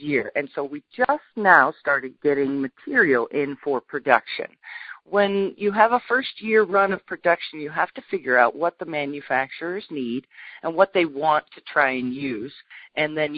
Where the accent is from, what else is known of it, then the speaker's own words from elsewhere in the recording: Southern Colorado, United States; moved away; also born or lived in Topeka, Kansas; I was raised in Southern Colorado, and I do have an agricultural background